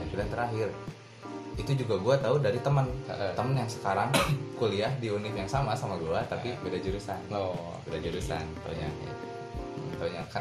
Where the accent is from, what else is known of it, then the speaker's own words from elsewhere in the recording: Bandung, West Java, Indonesia; born there; ya ada di di, di tempat kelahiran gua ya di, iya. di Bandung di Bandung